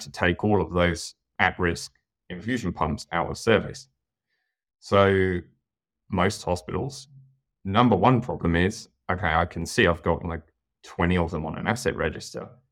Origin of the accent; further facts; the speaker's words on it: United Kingdom; moved away as an adult; now in New South Wales, Australia; as you can probably tell by my accent, I'm from the U K originally